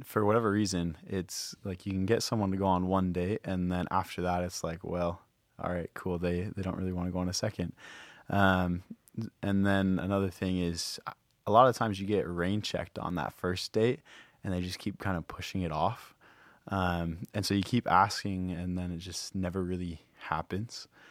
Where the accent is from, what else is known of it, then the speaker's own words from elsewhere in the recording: Rochester, Minnesota, United States; moved away as an adult; now in Hawaii, United States; I'm from Rochester, Minnesota